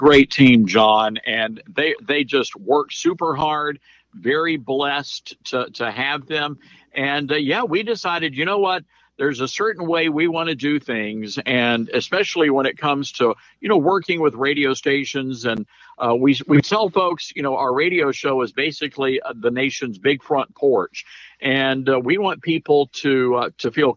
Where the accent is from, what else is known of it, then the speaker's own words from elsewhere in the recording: Southaven, Mississippi, United States; also born or lived in Memphis, Tennessee / New York; I was born and raised here in the Memphis area. Grew up and went to grade school in South Haven, which is in Mississippi, the top of Mississippi now